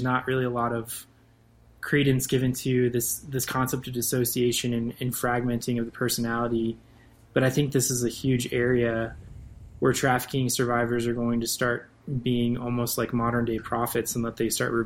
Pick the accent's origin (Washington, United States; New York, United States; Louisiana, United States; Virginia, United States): Virginia, United States; Northern; moved away; I'm from Northern Virginia